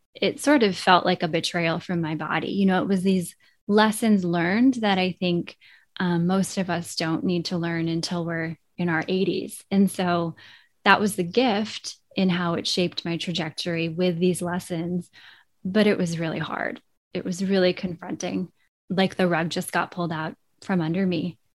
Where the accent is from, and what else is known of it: Vermont, United States; born or raised there